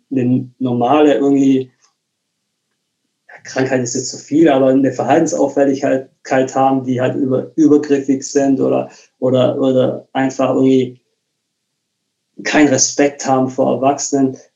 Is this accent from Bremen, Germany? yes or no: yes; Bremen, Germany; moved away; ich bin aus Bremen weggezogen und habe mehr oder weniger ja, alles irgendwie hinter mir gelassen.